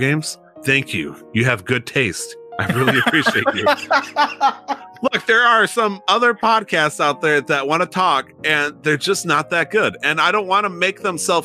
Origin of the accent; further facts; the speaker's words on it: United States; I'm American